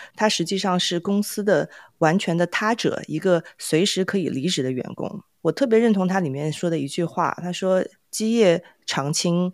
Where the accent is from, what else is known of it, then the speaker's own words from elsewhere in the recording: China; 我自己也来自于 中国民营企业之乡